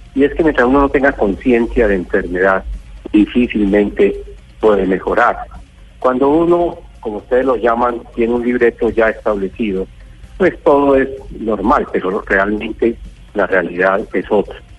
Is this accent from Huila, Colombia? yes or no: no; Arauca, Colombia; tenemos los araucanos